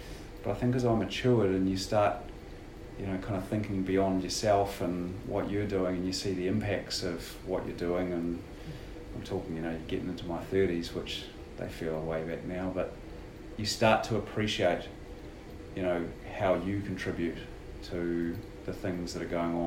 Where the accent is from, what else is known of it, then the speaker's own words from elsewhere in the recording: New Zealand; moved away as an adult; also born or lived in United States; I was a Kiwi coming home.